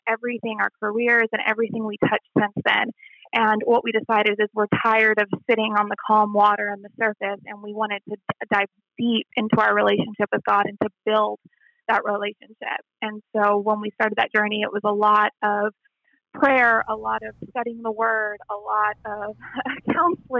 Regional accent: El Paso, Texas, United States; I grew up in Texas in a small West Texas town of El Paso

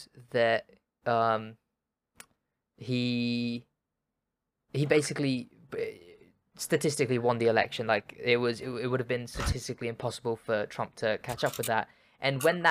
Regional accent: United Kingdom; We're British

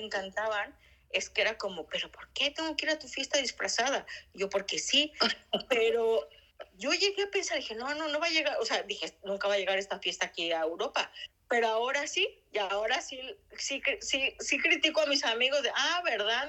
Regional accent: Mexico; now in Spain; nosotros como mexicanos lo vemos normal

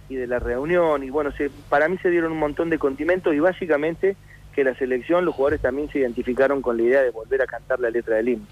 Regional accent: Buenos Aires, Argentina; also born or lived in Córdoba, Argentina; nací en Córdoba, vivo en Buenos Aires desde que tengo ocho años

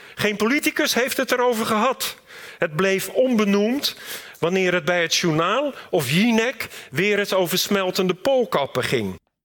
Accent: Rotterdam, South Holland, Netherlands; also born or lived in Delft; Ik groeide op in de Rotterdamse wijk Katenrecht

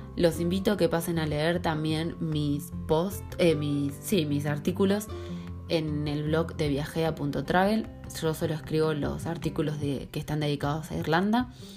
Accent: Salto Grande, Santa Fe, Argentina; moved away as an adult; also born or lived in Rosario, Argentina; now in Dublin, Ireland; Soy eh, soy argentina, soy de un pueblo muy chiquitito que se llama Salto Grande, eh, que está en la provincia de Santa Fe, en el centro de Argentina

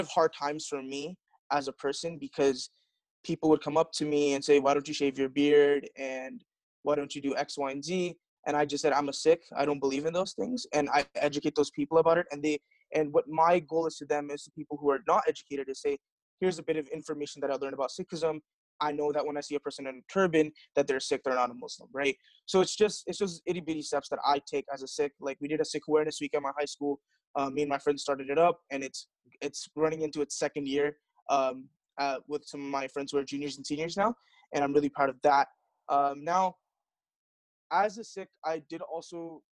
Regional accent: Fremont, California, United States; I was born here in Fremont, California. I pretty much was born and raised in California

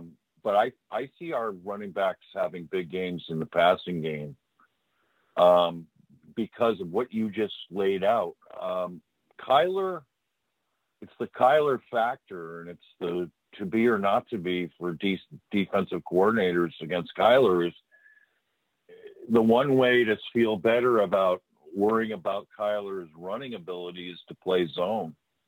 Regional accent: Massachusetts, United States; I'm from Massachusetts.

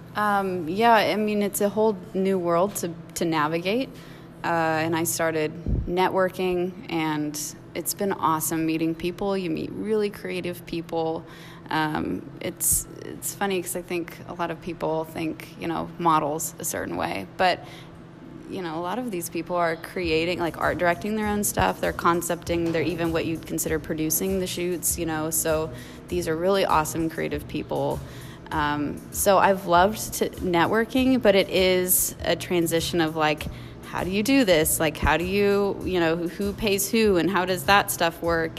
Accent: Blue Springs, Missouri, United States; I grew up in Blue Springs

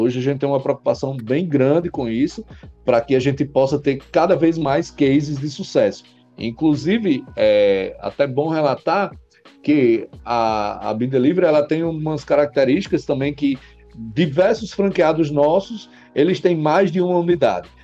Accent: Mossoró, Rio Grande do Norte, Brazil; Nasci em Mossoró, Rio Grande do Norte, né? Lá a segunda cidade do estado. Como diz o, o Matuto, nasci e me criei na, em Mossoró

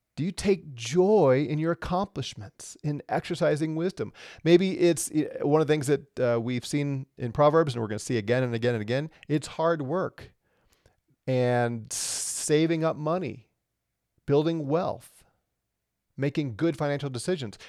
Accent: Missouri, United States; now in Colorado, United States; where I grew up in Missouri

